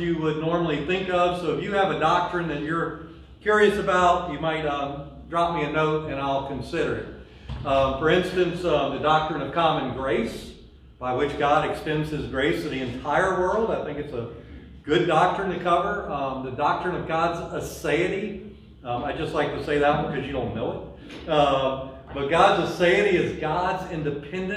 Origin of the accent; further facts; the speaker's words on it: Louisiana, United States; we're from Louisiana